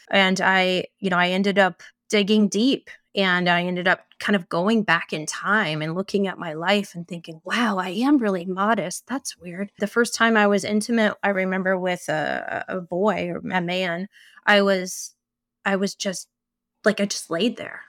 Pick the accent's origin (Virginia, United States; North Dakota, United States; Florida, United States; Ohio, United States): Ohio, United States; I grew up in Ohio